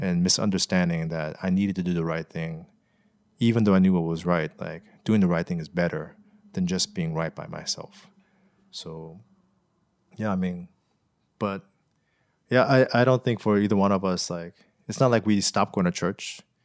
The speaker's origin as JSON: {"language": "English", "country": "United States", "tie": "born or raised there", "said": "growing up here as an American"}